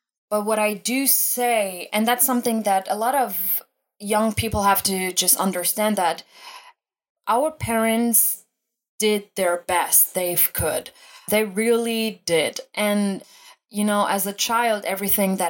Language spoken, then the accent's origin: English; Germany; I was originally born and raised in Germany